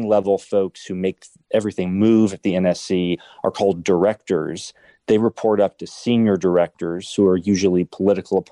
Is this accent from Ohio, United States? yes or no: no; Oklahoma, United States; moved away; growing up in Oklahoma